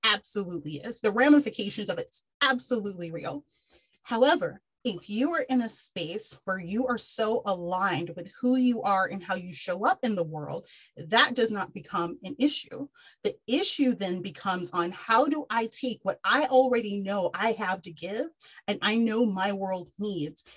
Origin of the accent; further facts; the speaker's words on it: Texas, United States; moved away as an adult; also born or lived in New York City; I'm born and raised in Texas.